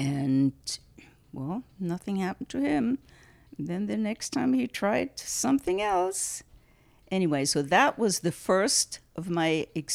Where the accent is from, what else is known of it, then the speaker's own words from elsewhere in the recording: Germany; now in United States; I grew up in Germany. I was born and raised in Germany.